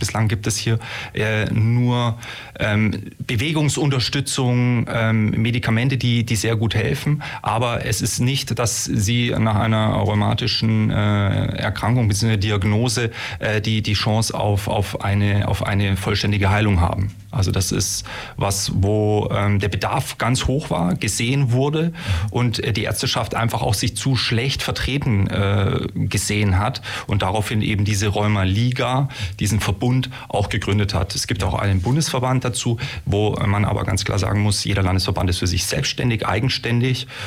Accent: Munich, Bavaria, Germany; Sportwissenschaftler, komme, jetzt hoffe ich nicht, dass man hier ins Fettnäpfchen tritt, aus Bayern. Bin ein Münchner Kindel

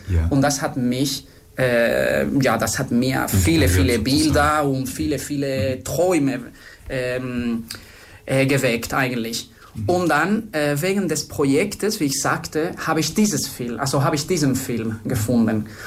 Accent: Spain; German is a second language; moved away as an adult; also born or lived in France / Germany / Luxor, Egypt; also ich bin Spanier. Äh, ich sage immer, dass ich in Spanien geboren bin

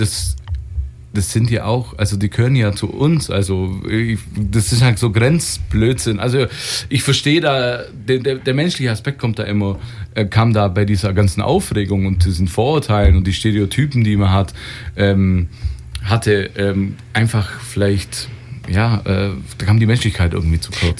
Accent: West Germany, Germany; ich bin Wessi-Kind ja. schon immer gewesen

